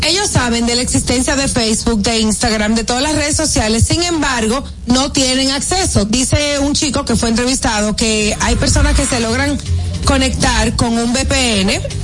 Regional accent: Santo Domingo, Distrito Nacional, Dominican Republic; also born or lived in Baní; Santo Domingo, nacida y criada en Santo Domingo

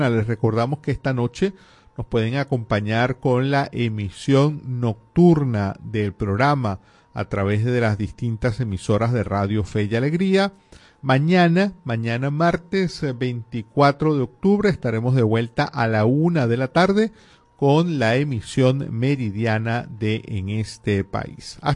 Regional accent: Venezuela; cómo se va a decir que uno no está de acuerdo como venezolano con que eh, Venezuela reclame la Guayana

